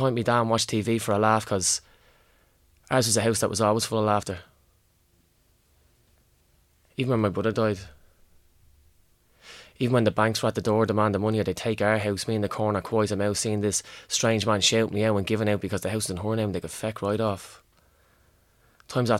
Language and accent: English; Ireland; accent: inner city; my inner city accent